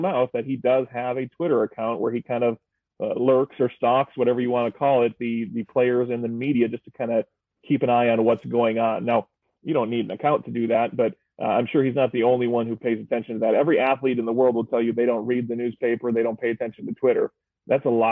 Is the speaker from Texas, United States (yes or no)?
no; Burnsville, Minnesota, United States; now in Osseo, United States; I grew up in Burnsville